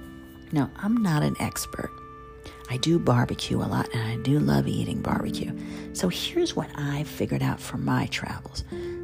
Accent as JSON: {"language": "English", "region": "the South", "country": "United States", "accent": "Southern", "said": "So my Southern accent really started coming back."}